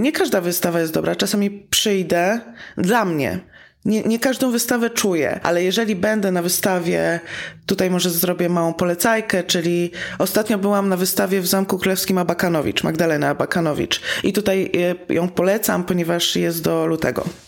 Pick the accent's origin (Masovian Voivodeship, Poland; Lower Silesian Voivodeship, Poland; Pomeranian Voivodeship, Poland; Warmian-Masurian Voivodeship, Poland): Masovian Voivodeship, Poland; Warsaw; jestem z Warszawy